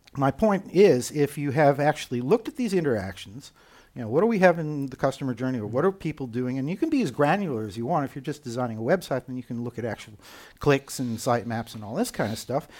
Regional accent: United States; accent: American; moved away as an adult; now in Copenhagen, Denmark; despite my American accent, uh, I am, in fact, German citizen. I live in Copenhagen, Denmark

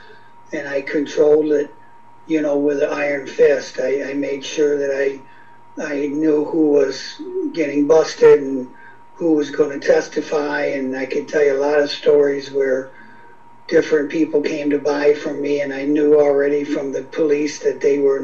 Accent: Beloit, Wisconsin, United States; I was from Beloit, Wisconsin.

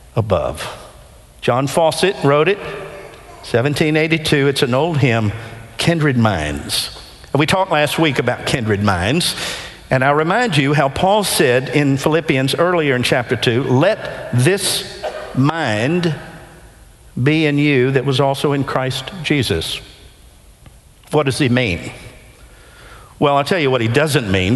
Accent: Nashville, Tennessee, United States; When I was growing up in Nashville as a teenager in the 70s

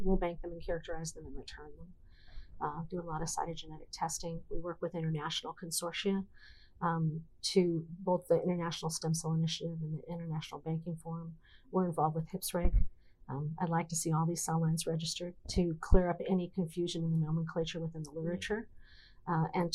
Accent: Wisconsin, United States; I am from Wisconsin

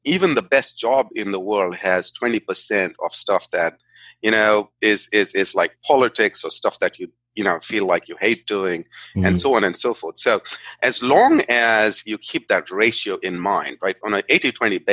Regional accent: India; I grew up in India. I'm a native of India.

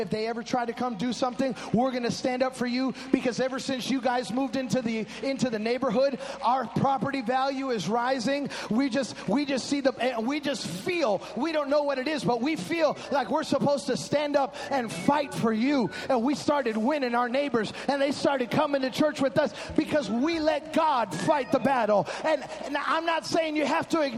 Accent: Chicago, Illinois, United States; When I was growing up in Chicago, we were a Latino church.

